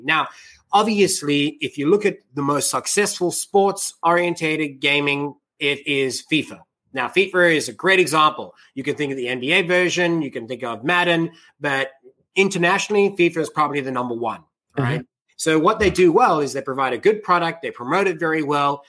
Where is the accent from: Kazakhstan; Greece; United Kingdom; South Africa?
South Africa; now in United States; I'm from South Africa.